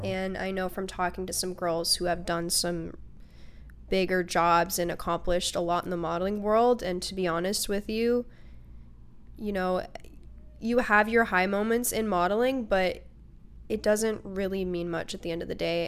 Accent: Port Angeles, Washington, United States; also born or lived in Seattle, Washington; I was also raised out on the Olympic Peninsula in Washington.

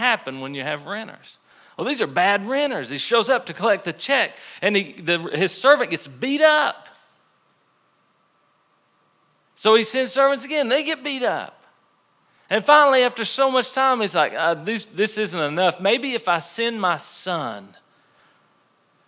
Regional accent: the Bible Belt, United States; We grew up in the Bible Belt, most of us.

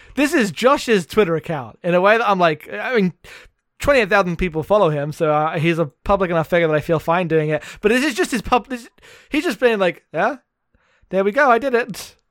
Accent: United Kingdom; being British

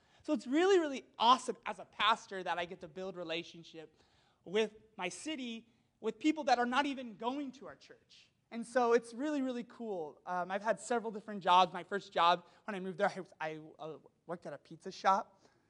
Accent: Walla Walla, Washington, United States; I'm from Walla Walla, so if you've never heard of Walla Walla, Walla Walla is like Pasadena meets Napa Valley

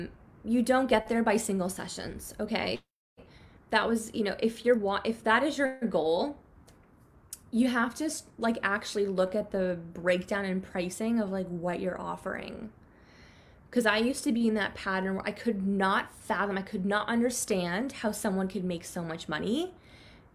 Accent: Canada; I grew up in Canada, and Canadians are like pretty conservative or not as like flashy about our money

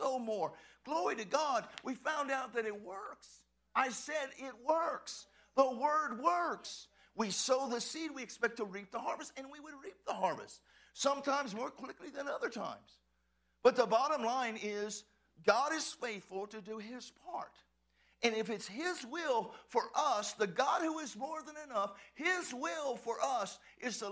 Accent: Texas, United States; I'm from Texas

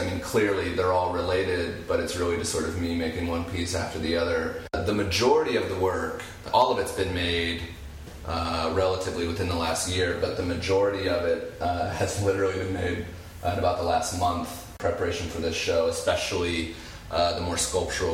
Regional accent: Springfield, Illinois, United States; I have lived the entirety of my life in central Illinois. I grew up in Springfield.

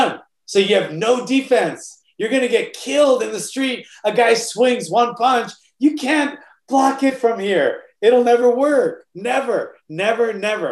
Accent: Oahu, Hawaii, United States; moved away; Hawaii is a rough state, especially, you know, where I grew up on Oahu.

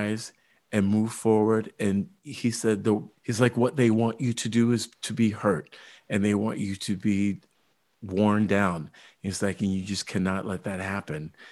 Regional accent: Indiana, United States; I grew up in Indiana and we were in white suburbia

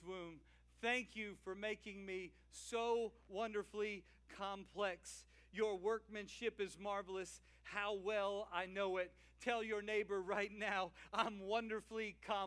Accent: Louisiana, United States; I'm a Cajun guy from Louisiana

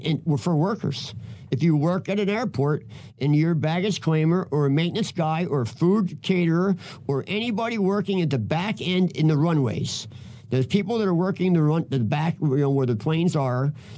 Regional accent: Philadelphia, Pennsylvania, United States; now in Minneapolis, United States; I'm from Philadelphia

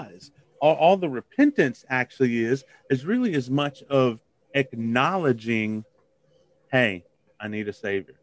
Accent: Biloxi, Mississippi, United States; I grew up in Biloxi, Mississippi

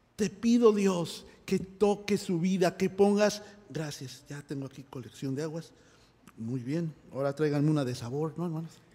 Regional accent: Mexico; moved away; yo que soy mexicano eh, en México

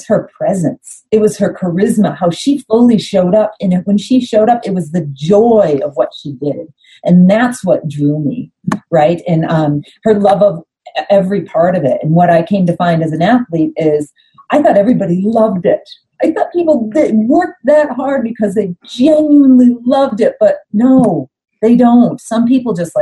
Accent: Ellicottville, New York, United States; I grew up in a little town in Western New York called Ellicottville

